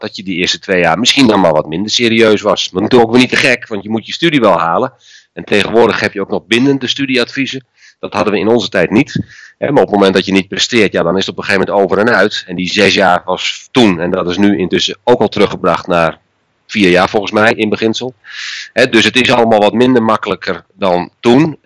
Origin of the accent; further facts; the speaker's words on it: Friesland, Netherlands; ik ben geboren en getogen in Friesland